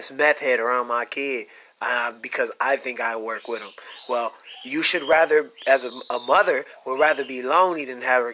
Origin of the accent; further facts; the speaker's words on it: Pontiac, Michigan, United States; I'm from Pontiac